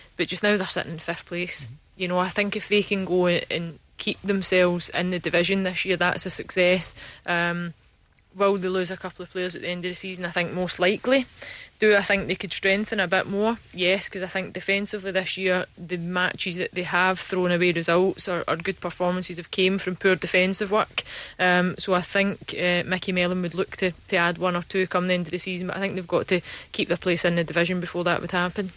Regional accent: Glasgow, Scotland, United Kingdom; growing up in Glasgow

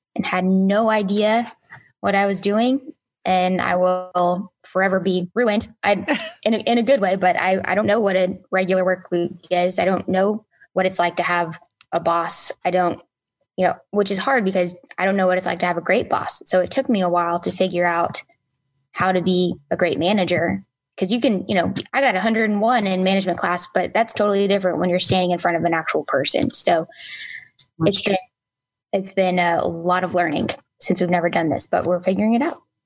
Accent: Enid, Oklahoma, United States; also born or lived in Atlanta / San Antonio / Edmond; I was in Enid from third grade to literally Christmas break of my junior year

